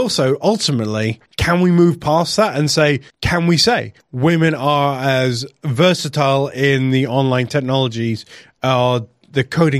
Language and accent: English; Wales, United Kingdom; I am Welsh, I am proud, and I work in an industry that doesn't actually have borders.